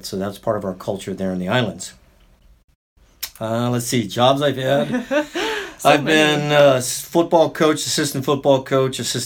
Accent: Waianae, Hawaii, United States; moved away; I'm from Waianae, Hawaii, and grew up there, graduated from Waianae High School

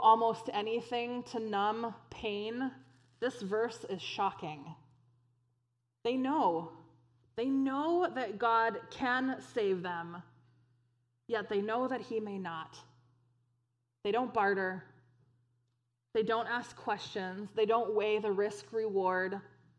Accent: United States; American Christians

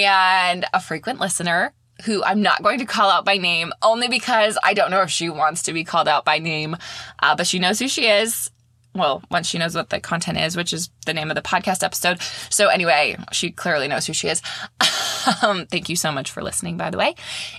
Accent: Maine, United States; now in St. Petersburg, United States; I live in St. Petersburg, Florida now. I'm originally from Maine.

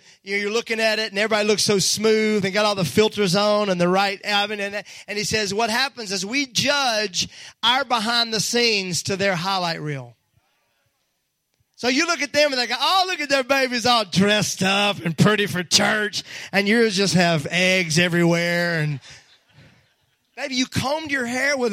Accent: Mississippi, United States; moved away; when I was raised in Mississippi

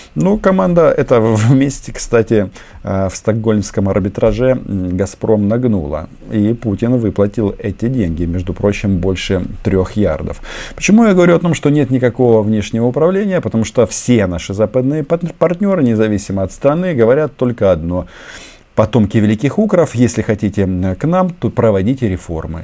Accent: Ukraine

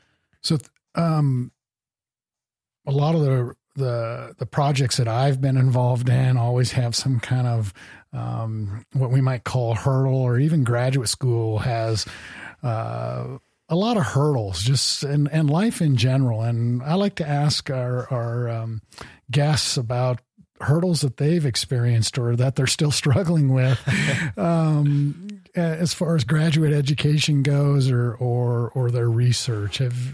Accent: Midwest, United States; I grew up in the Midwest and did some yeah. smallmouth bass fishing

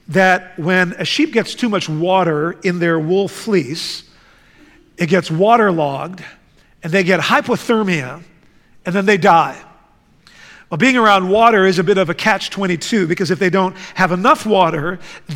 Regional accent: The Hague, South Holland, Netherlands; moved away; I grew up in the Netherlands. In fact, I grew up in the city of The Hague

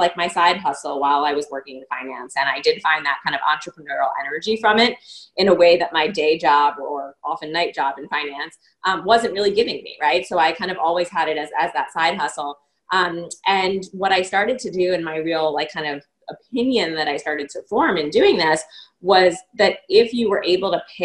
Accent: New York, United States; growing up in New York

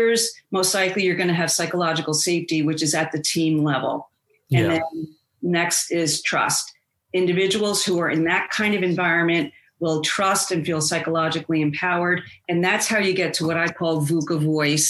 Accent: outside of New York, United States; I grew up outside of New York

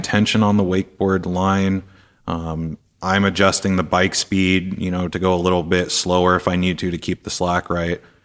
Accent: Seattle, Washington, United States; I'm from Seattle

